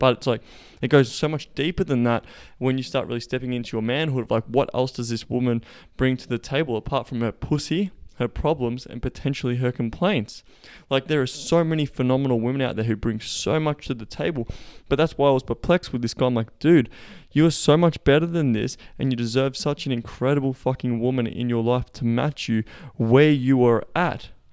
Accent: Melbourne, Victoria, Australia; moved away; we will be in Melbourne, my hometown

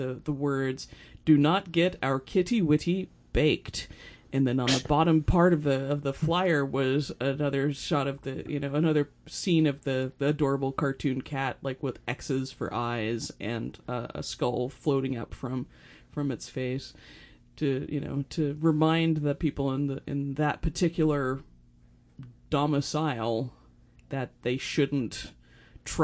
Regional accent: Colorado, United States; now in Portland, United States; I'm from Colorado

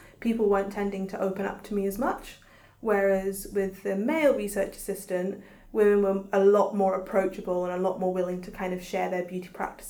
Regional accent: Ghana; Yeah, but they didn't want to talk about it in front of another Ghanaian woman, which I thought was really interesting

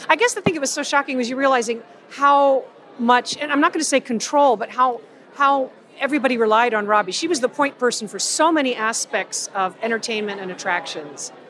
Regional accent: Tampa, Florida, United States; We're both girls from Tampa

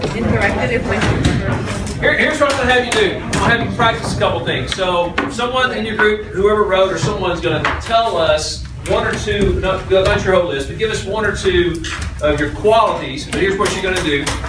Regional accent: Louisiana, United States; moved away; for the better part of my life, I was educated, if you can call it that, in Louisiana

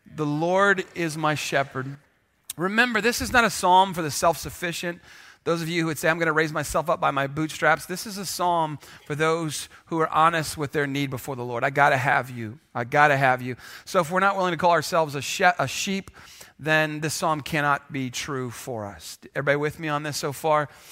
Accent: San Antonio, Texas, United States; if you grew up here like I did

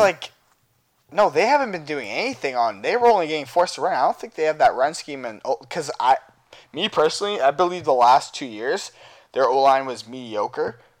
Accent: Canada; I am from Canada and I live here

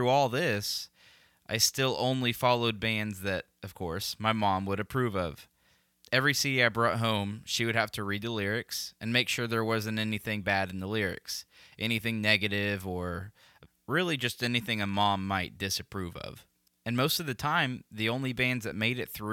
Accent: Tulsa, Oklahoma, United States; I grew up in Tulsa, Oklahoma, right in the middle of the Bible Belt

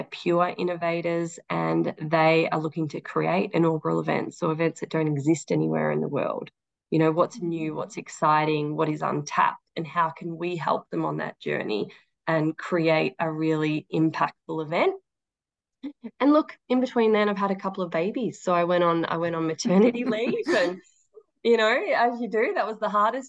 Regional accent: Daylesford, Victoria, Australia; also born or lived in Queensland; now in Melbourne, Australia; I grew up in Dalesford

